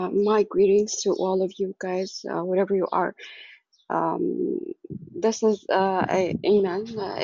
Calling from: Egypt

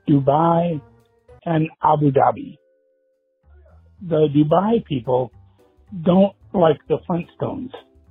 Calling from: Stockton, California, United States; I'm calling from Stockton, California.

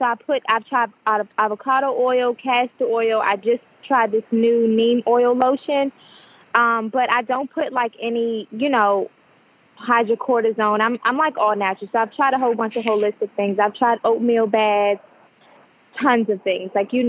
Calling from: Bowie, Maryland, United States; I'm calling from Maryland, Bowie, Maryland.

